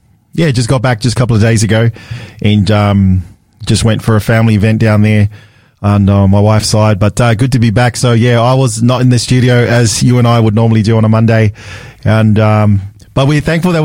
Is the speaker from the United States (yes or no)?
no; Sydney, New South Wales, Australia; I remember growing up in Australia and I grew up in Sydney.